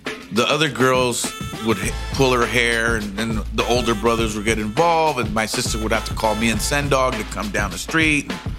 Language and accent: English; Pinar del Río, Cuba; I was born in 1967 in Pinar del Río, Cuba.